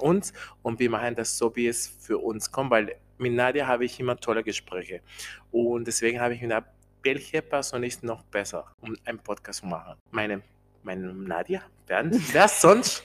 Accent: Colombia; German is a second language; moved away as an adult; now in Germany; ich bin äh, in Kolumbien geboren, ich wohne hier in Deutschland schon 13 Jahre

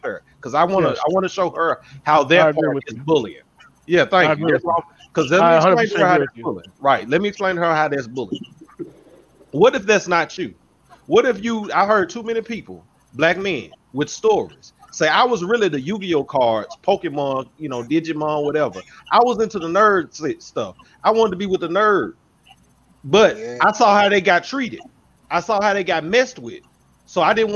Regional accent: Memphis, Tennessee, United States; a black male growing up in Memphis

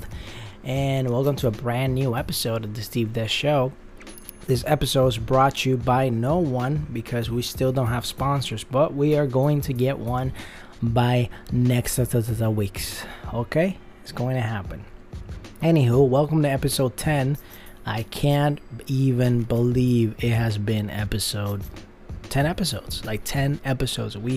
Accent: Puerto Rico; now in Los Angeles, United States; where I grew up in Puerto Rico, I love the people there

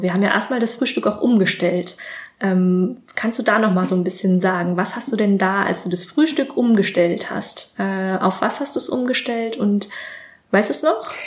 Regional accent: Germany; Gerade als Deutscher

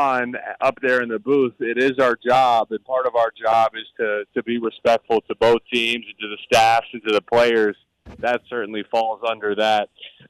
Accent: Columbus, Ohio, United States; I'm from Columbus.

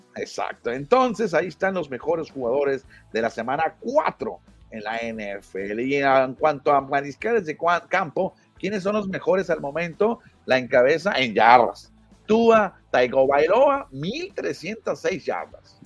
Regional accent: Nogales / Hermosillo, Sonora, Mexico; yo soy de Nogales y yo, siempre le digo a los Naranjeros, pero porque soy de Hermosillo, ¿no? Aunque vivía en Nogales

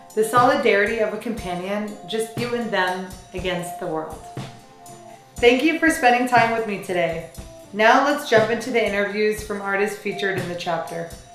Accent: St. Louis, Missouri, United States; I'm from St. Louis, Missouri

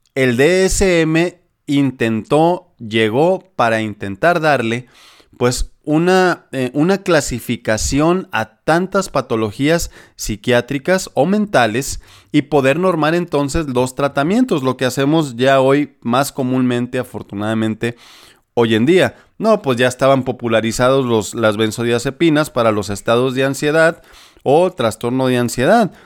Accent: Sinaloa, Mexico; moved away; allá por mi tierra sinaloense

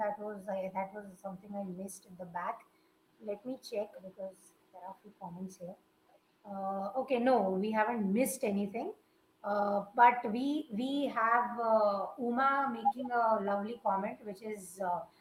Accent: India; we do humor as Indians

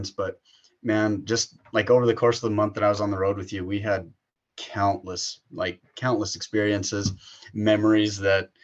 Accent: Montana, United States; growing up in Montana

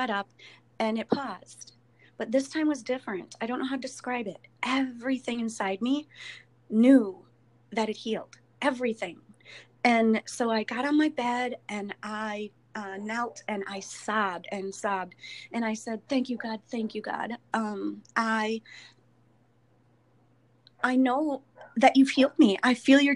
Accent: Elk Mound, Wisconsin, United States; I grew up in Wisconsin, Elk Mound.

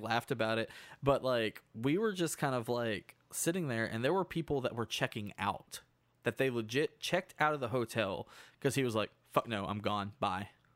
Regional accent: Hot Springs, Arkansas, United States; In my hometown, it used to be a neutral zone for gangsters.

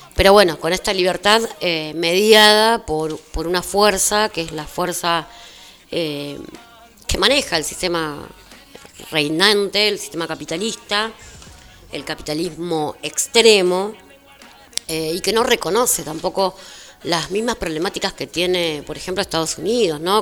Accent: General Las Heras, Buenos Aires Province, Argentina; yo soy de las Heras, trabajo en Merlo, pero soy de las Heras

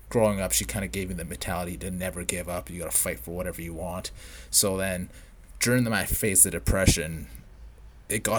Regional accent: Edmonton, Alberta, Canada; moved away; also born or lived in Vancouver; I grew up around, if for all you Edmonton listeners out there, I grew up in River Bend.

